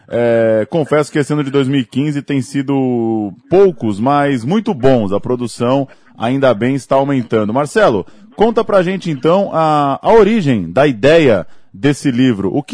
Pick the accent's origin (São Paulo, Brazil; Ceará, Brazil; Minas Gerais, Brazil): São Paulo, Brazil; São Bernardo do Campo; eu sou nascido em São Bernardo, é, enfim, criado no ABC